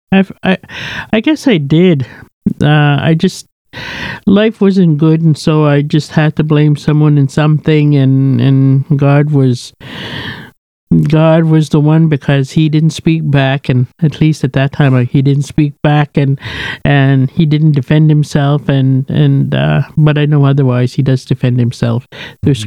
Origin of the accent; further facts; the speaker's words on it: Kamsack, Saskatchewan, Canada; moved away; I was born and raised in Saskatchewan, a place called Kamsack, raised on a native reserve called the Cote Reserve